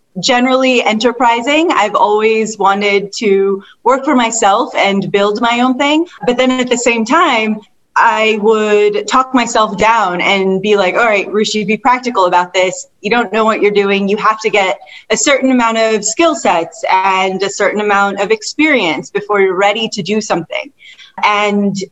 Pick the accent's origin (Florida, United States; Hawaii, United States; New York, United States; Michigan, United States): Michigan, United States; Detroit; the area I grew up in Detroit was predominantly Caucasian